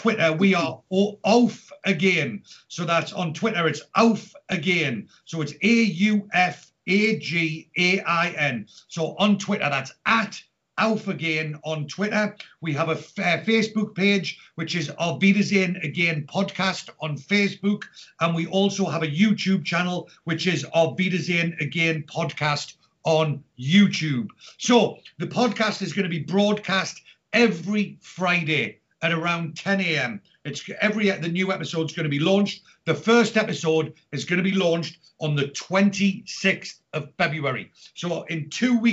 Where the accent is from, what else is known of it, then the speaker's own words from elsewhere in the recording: Newcastle upon Tyne, North East England, United Kingdom; now in Reading, United Kingdom; But as you can tell, I'm not from Reading. I am originally from Newcastle.